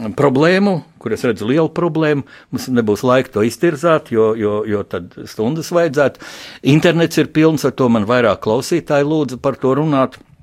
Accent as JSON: {"language": "Latvian", "country": "Latvia", "said": "mums pašiem latviešiem"}